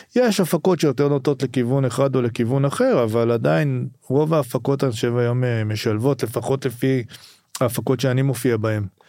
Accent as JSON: {"language": "Hebrew", "town": "Rehovot", "region": "Central District", "country": "Israel", "tie": "born or raised there", "also_born_or_lived": "a kibbutz", "said": "אני גדלתי קודם בקיבוץ ואחרי זה בגיל די מוקדם עברנו לרחובות"}